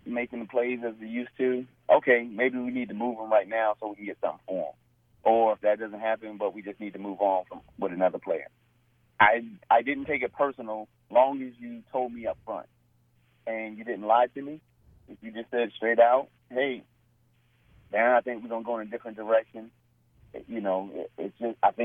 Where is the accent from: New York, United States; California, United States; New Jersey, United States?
New Jersey, United States; at a young age, growing up in New Jersey